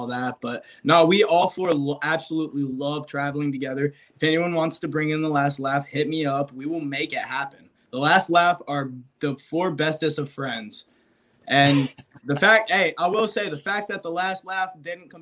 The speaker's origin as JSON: {"language": "English", "region": "Alabama", "country": "United States", "said": "I'm from Alabama"}